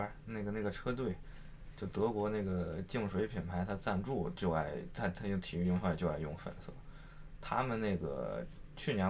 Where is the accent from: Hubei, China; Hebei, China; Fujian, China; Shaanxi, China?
Hebei, China; Shijiazhuang; 还是我石家庄人嘛